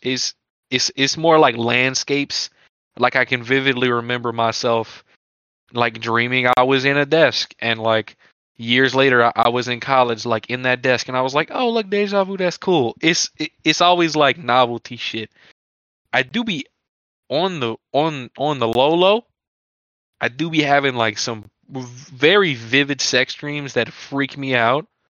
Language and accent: English; near Lafayette, Louisiana, United States; We are 25 minutes outside of Lafayette, Louisiana. We frequent the area all the time. We basically are from Lafayette, Louisiana